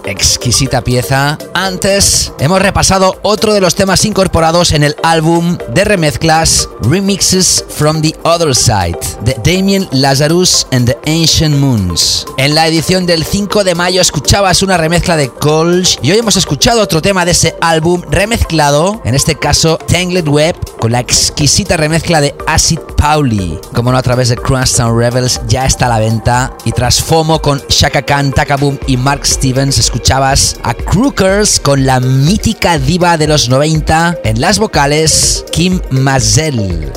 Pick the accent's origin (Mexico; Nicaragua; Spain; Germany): Spain; Barcelona, Catalonia; also born or lived in Doha, Qatar; voy a estar de nuevo en mi ciudad natal, que voy a regresar